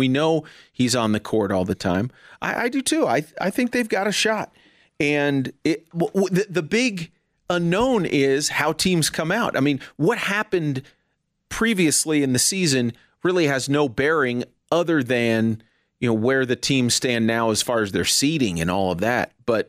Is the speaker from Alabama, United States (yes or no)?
no; New Jersey, United States; I'm originally from New Jersey.